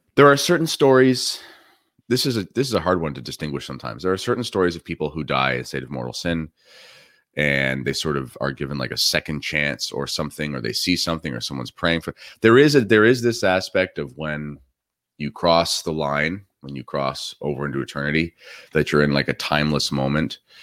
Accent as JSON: {"language": "English", "country": "Canada"}